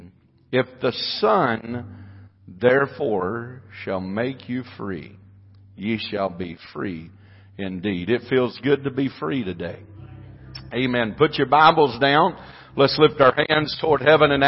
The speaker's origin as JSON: {"language": "English", "country": "United States", "said": "I am an American"}